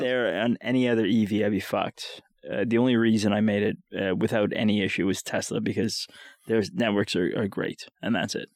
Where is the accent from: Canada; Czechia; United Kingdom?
Canada; Winnipeg, Manitoba; I'm from Winnipeg